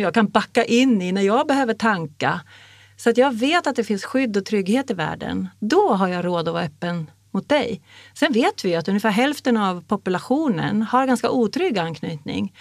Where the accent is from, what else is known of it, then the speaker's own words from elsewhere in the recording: Sweden; jag är uppvuxen i Sverige som en jävla finnjävel